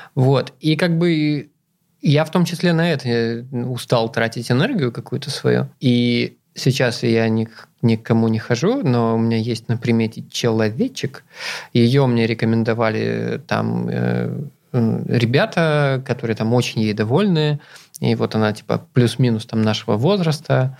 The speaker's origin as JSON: {"language": "Russian", "town": "Zeya", "region": "Amur Oblast", "country": "Russia", "tie": "born or raised there", "moved": "yes", "said": "я же вырос в Зее, это на тот момент там что-то в районе 30 тысяч человек жили"}